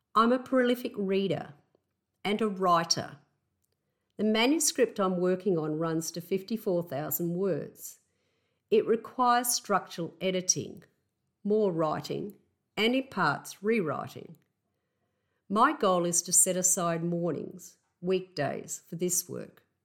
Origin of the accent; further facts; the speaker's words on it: Australia; accent: Aussie; my Aussie accent